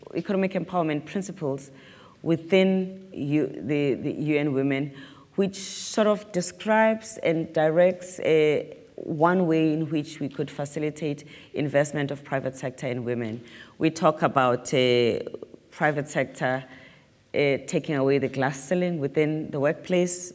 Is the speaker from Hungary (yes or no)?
no; South Africa; as a South African